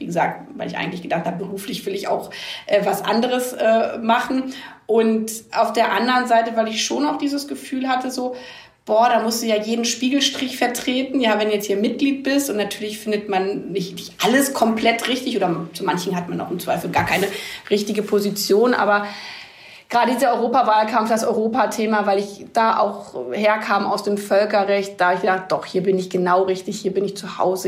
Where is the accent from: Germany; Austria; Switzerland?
Germany; village near Hanover, Lower Saxony; In dem Dorf, wo ich aufgewachsen bin